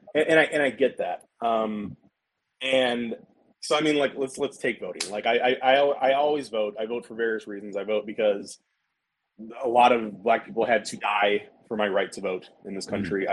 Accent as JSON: {"language": "English", "region": "American South", "country": "United States", "said": "I am a Southern dude"}